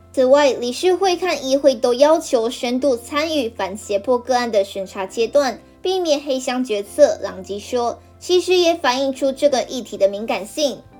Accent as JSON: {"language": "Chinese", "town": "Lukang", "region": "Changhua County", "country": "Taiwan", "tie": "born or raised there", "moved": "yes", "said": "我的家乡呢是在鹿港"}